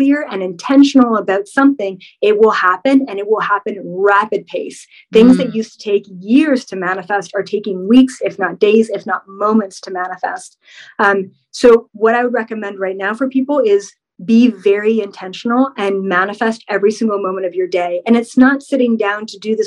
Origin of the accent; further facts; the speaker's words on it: Canada; I'm Canadian.